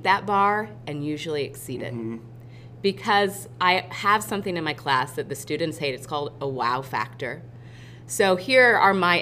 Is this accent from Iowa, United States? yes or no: yes; Iowa, United States; now in Batesville, United States; I'm from Iowa. I'm from a small, small town.